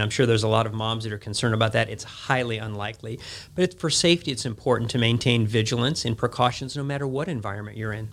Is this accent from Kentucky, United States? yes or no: no; Chicago, Illinois, United States; moved away as an adult; now in Jackson, United States; I was born and raised in Chicago